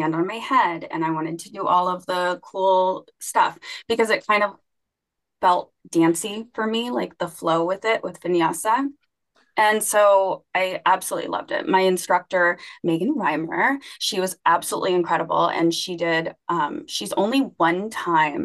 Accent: Alaska, United States; now in Ohio, United States; I am from Alaska

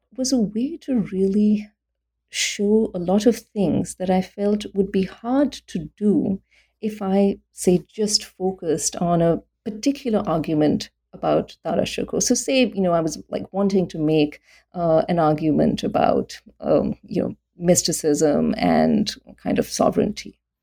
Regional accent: India; also born or lived in Delhi; I became interested in Islam in South Asia when I was growing up in India

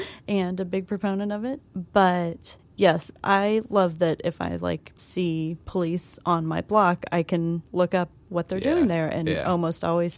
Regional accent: Kansas City, Missouri, United States; now in New York City, United States; I'm from Kansas City, Missouri

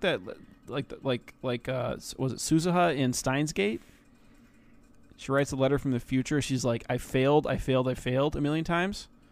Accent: United States; I'm, I'm American

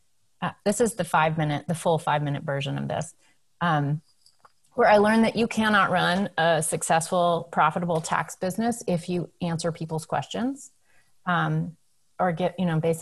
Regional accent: New England, United States; I grew up in New England

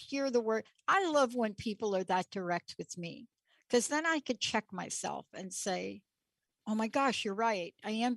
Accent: East Coast, United States; also born or lived in New York City / New Jersey; I grew up on the East Coast

